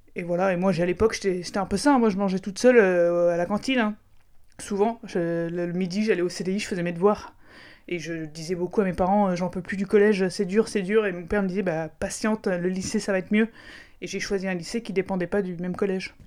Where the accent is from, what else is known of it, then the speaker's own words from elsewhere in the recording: Aix-en-Provence, Provence-Alpes-Côte d'Azur, France; je viens d'Aix-en-Provence, donc juste à côté de Marseille